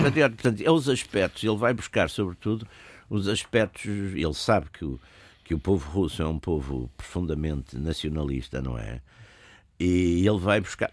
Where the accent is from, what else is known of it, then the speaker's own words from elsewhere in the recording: Porto, Norte, Portugal; eu sou do Porto e sou, nasci nos anos, final dos anos 40, e vivi, portanto, a minha infância nos anos 50